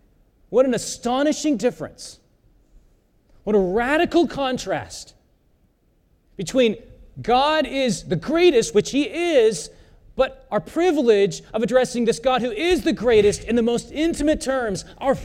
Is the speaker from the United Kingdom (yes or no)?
no; South Korea; Many of you know that I was born in South Korea. My parents are missionaries there. And when I was a teenager, my dad would take us to a busy intersection